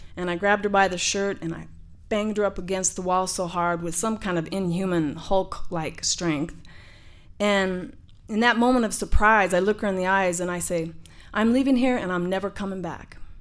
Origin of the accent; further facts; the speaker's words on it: Denver, Colorado, United States; I grew up in Denver, Colorado, in the Sun Valley Housing Projects